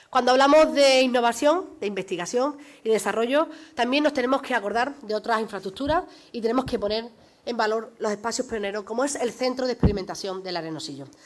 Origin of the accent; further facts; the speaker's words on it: Huelva, Andalusia, Spain; todos los onubenses y todas las, onubenses que salimos a la calle